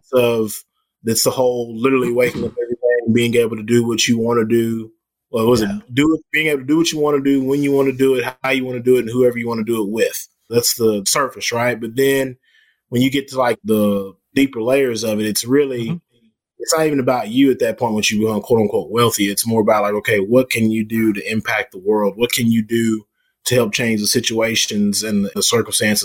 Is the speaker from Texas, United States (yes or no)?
yes; Dallas, Texas, United States; I'm born and raised. I'm born and raised Texan